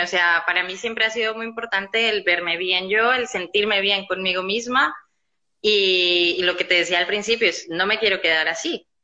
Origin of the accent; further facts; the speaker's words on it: Colombia; moved away as an adult; now in Barcelona, Spain; yo soy colombiana, ¿vale? Eh, estoy aquí en Barcelona ya hace 10 años